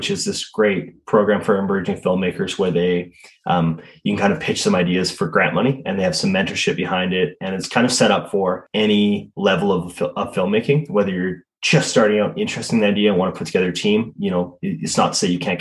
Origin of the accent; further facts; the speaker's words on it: Southern Alberta, Canada; as a Canadian, like a Southern Alberta kid